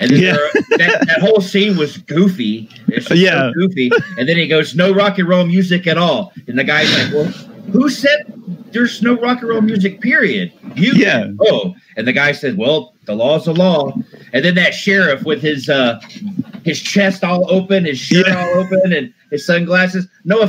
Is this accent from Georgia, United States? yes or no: yes; Kennesaw, Georgia, United States; now in Wisconsin, United States; And I may live in Wisconsin, but I grew up. I was born in Georgia. I lived in Kennesaw, Georgia, which is north of Atlanta. And back when I was a kid in the 80s, it was a small town.